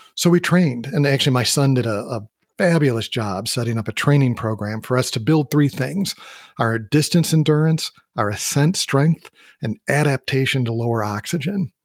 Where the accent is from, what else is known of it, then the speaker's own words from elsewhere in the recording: Midwest, United States; moved away; also born or lived in Colorado; I grew up in the Midwest and I did a lot of hiking in Wisconsin.